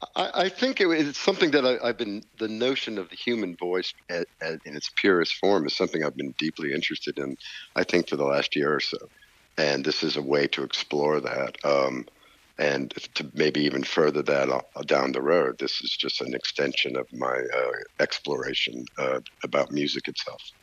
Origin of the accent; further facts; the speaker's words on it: Nashville, Tennessee, United States; growing up in Nashville, particularly in the 60s and 70s as I was a young man.